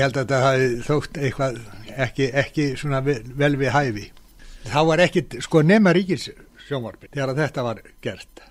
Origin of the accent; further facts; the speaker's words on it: Iceland; ég er frá Íslandi